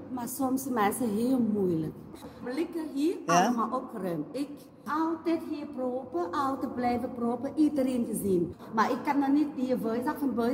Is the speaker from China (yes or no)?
yes; China; Dutch is a second language; now in Netherlands; Ja, ik ben van China. Ik kom van China en ja, ja ik woon hier graag en uh, ik blijf hier verder wonen.